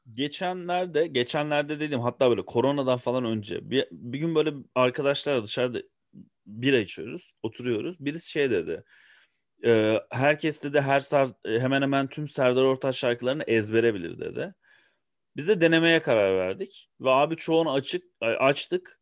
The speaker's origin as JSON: {"language": "Turkish", "region": "Ankara", "country": "Turkey", "tie": "born or raised there", "said": "Ben bir Ankaralıyım. Ee, Ankara'da doğdum, Ankara'da büyüdüm."}